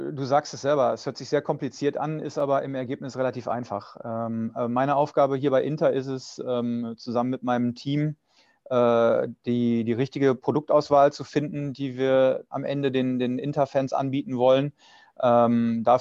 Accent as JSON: {"language": "German", "town": "Dortmund", "region": "North Rhine-Westphalia", "country": "Germany", "tie": "born there", "said": "dadurch, dass ich so lange bei Borussia Dortmund gearbeitet habe und auch gebürtiger Dortmunder bin"}